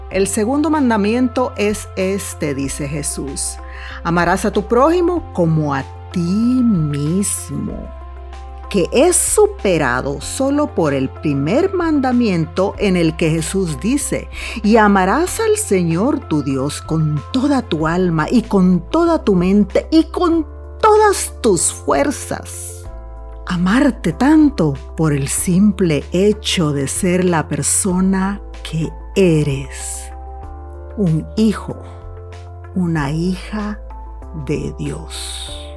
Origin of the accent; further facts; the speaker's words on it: El Salvador; moved away; en mi país, El Salvador